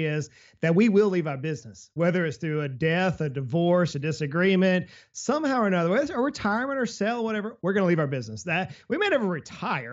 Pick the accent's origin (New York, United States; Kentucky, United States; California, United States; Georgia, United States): Georgia, United States; South; I grew up in South Georgia. I'm on the coast there in South Georgia